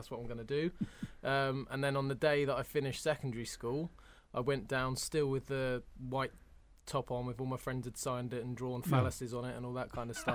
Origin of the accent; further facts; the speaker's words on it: London, United Kingdom; moved away; I'm from Hammersmith, West London.